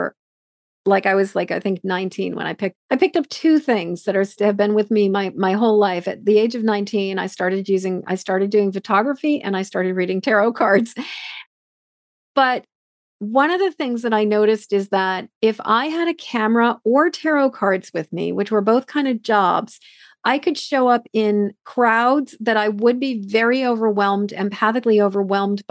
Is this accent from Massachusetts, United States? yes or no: yes; Massachusetts, United States; now in Maine, United States; I'm originally from Massachusetts.